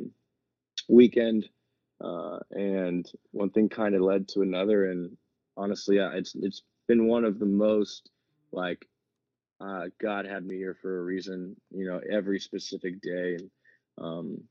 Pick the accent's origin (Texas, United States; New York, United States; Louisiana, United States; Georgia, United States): Texas, United States; San Antonio; I am from San Antonio